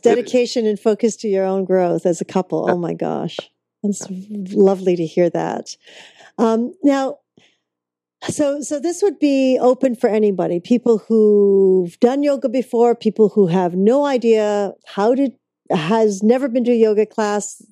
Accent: Vancouver, British Columbia, Canada; that's my hometown

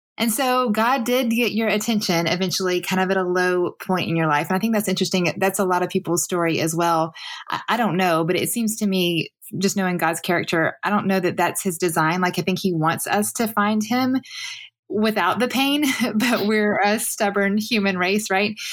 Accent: the South, United States; for me it was the South

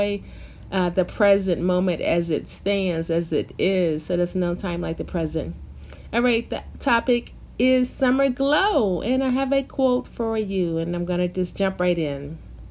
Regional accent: the South, United States; when I was a little girl, back in growing up in the South, in the Baptist church

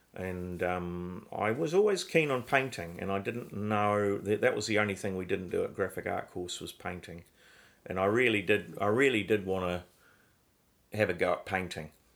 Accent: Christchurch, Canterbury, New Zealand; I grew up in Christchurch. I was born in Christchurch in New Zealand

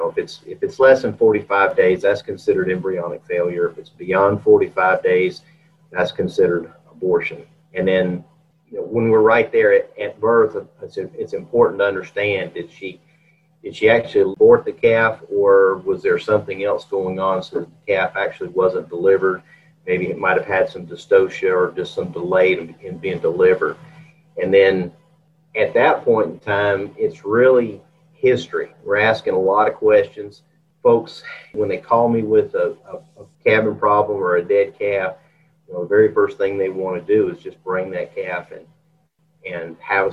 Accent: Georgia, United States; moved away as an adult; also born or lived in Texas / Colorado / Curtis, Nebraska; I grew up in Georgia

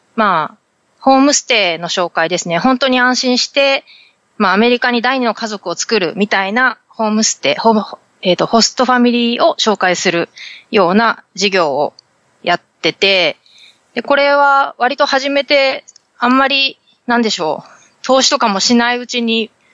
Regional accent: Fukuoka, Japan; moved away as an adult; also born or lived in Tokyo metropolitan area; now in San Diego, United States; 出身は九州は福岡、博多です

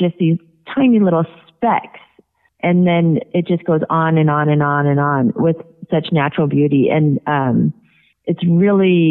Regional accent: Puget Sound, Washington, United States; my hometown where we're from in the Puget Sound

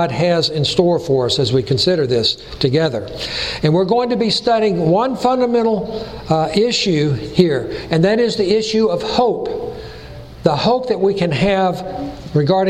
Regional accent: Chattanooga, Tennessee, United States; accent: Tennessee; also born or lived in California; the people would tease me about my Tennessee accent because I was born and raised in Chattanooga

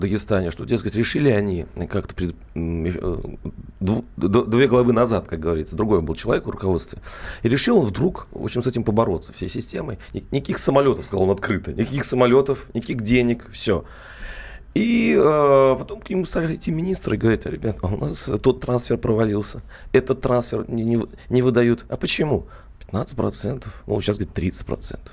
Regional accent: Mordovia, Russia; я, кстати, сам э, родом из Национальной Республики Мордовия.

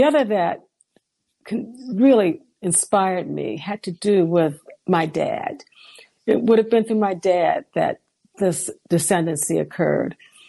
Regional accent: Washington, District of Columbia, United States; moved away as an adult; now in Virginia, United States; when I was a 13-year-old girl growing up in Washington, D.C., in a comfortably middle-class family.

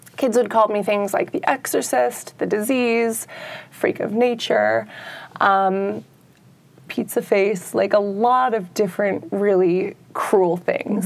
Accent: San Francisco, California, United States; I'm from San Francisco

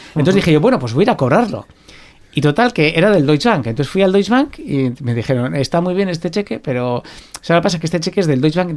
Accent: Basque Country, Spain; porque soy vasco, porque soy de aquí, porque quiero trabajar aquí

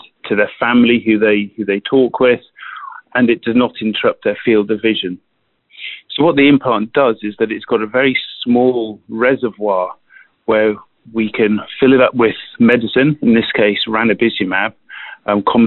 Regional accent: United Kingdom; accent: British; moved away as an adult; also born or lived in Switzerland; now in South San Francisco, United States; You can probably hear from my accent that I'm a British trained physician by background

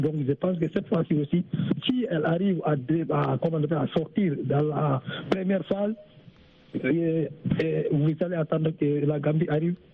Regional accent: Guinea; now in Senegal; Le Sénégal, euh, c'est mon pays d'accueil. Voilà, mon pays natal, c'est la Guinée-Conakry.

